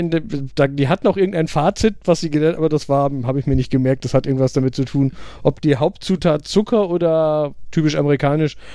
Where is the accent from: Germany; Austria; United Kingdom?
United Kingdom; German is a second language; diverse Leute haben gesagt, ich als Brite soll doch mal Tomaten in Bohnensoße